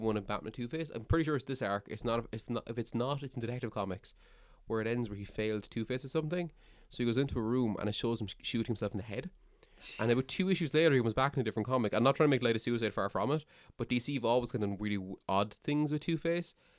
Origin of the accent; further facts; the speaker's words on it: Cork, Munster, Ireland; I'm from Cork